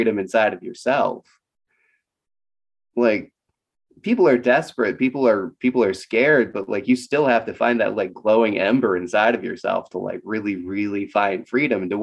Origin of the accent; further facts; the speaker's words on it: rural Minnesota, United States; I grew up in rural Minnesota